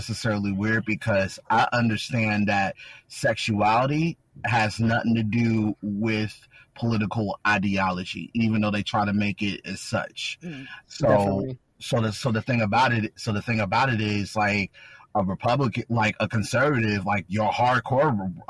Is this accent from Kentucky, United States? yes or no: yes; Louisville, Kentucky, United States; I'm from the 502. I'm from Louisville. Like, I'm from them streets like that, where it's all about respect.